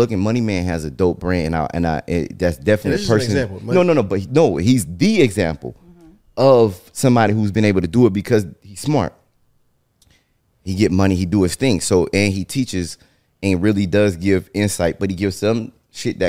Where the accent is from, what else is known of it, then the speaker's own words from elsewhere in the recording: Northern California, United States; I'm from Northern California